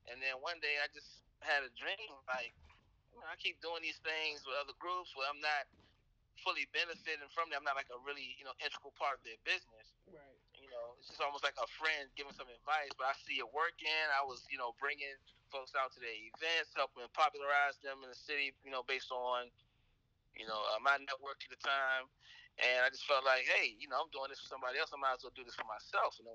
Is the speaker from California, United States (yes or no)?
no; Washington, District of Columbia, United States; Uh, I was raised in Southeast D.C., went to uh, Dunbar Senior High School